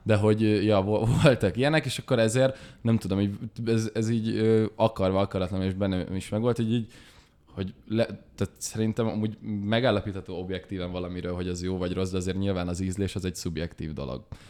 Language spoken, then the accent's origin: Hungarian; Budapest, Hungary; also born or lived in Esztergom; budapestiek vagyunk